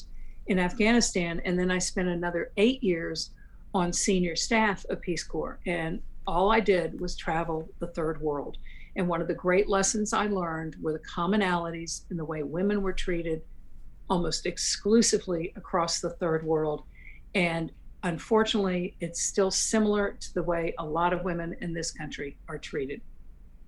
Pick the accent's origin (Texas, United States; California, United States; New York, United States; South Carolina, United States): South Carolina, United States; Charleston; I was raised in Charleston